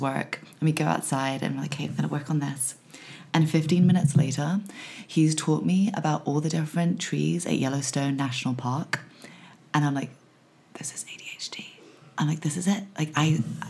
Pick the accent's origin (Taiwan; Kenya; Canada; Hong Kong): Hong Kong; moved away as an adult; also born or lived in Los Angeles, United States; growing up in Hong Kong